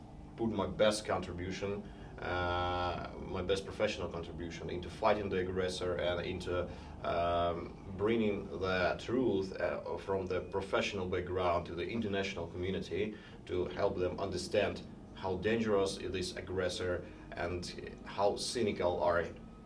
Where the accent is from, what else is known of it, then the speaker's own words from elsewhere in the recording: Donetsk, Donetsk Oblast, Ukraine; English is a second language; now in Kyiv, Ukraine; I'm from Donetsk, a great city, which used to be a great city at the east of Ukraine. It was in a very pro-Russian environment since my early childhood